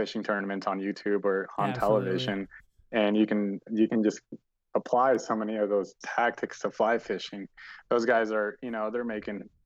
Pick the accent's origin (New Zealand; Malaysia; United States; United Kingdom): United States; Bay Area, California; born or raised there; also born or lived in Colombia / Florida